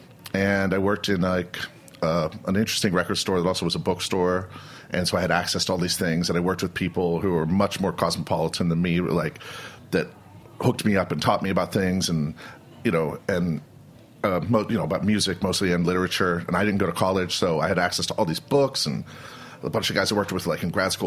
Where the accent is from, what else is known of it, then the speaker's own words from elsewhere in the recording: Youngstown, Ohio, United States; moved away; also born or lived in Washington, D.C.; I grew up in Youngstown, Ohio.